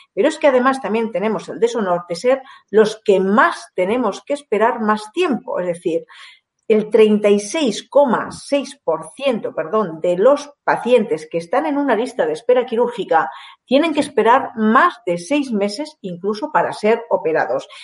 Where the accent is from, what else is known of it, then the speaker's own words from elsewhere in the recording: Guadalajara, Castilla-La Mancha, Spain; Guadalajara, de donde yo vengo